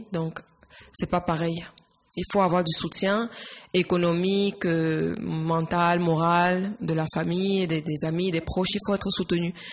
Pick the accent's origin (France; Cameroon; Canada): Cameroon; Yaoundé, Centre; moved away as an adult; now in Barcelona, Spain; Je suis née à Yaoundé